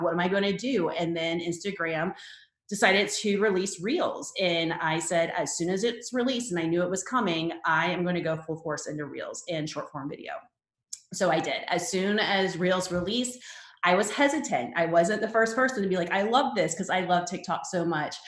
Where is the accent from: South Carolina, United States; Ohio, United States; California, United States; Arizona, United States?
South Carolina, United States; Charleston; moved away as an adult; move back to my hometown in Charleston, South Carolina